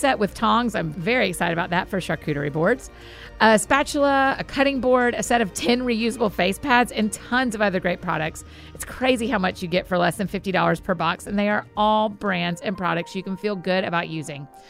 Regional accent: Marietta, Georgia, United States; I grew up in Marietta, Georgia. And lived in Georgia most of my life, went to the University of Georgia

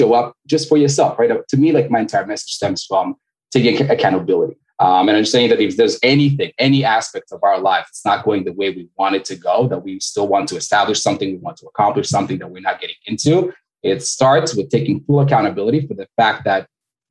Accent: Montreal, Quebec, Canada; moved away as an adult; now in Florida, United States; I'm originally Canadian. I'm from Montreal. Originally, I've been doing back and forth for a little while, but based in Florida right now.

